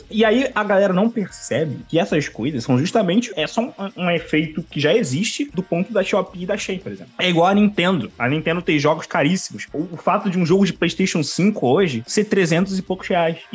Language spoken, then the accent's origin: Portuguese; Brazil; Eu, ah, sou, sou brasileiro e tal.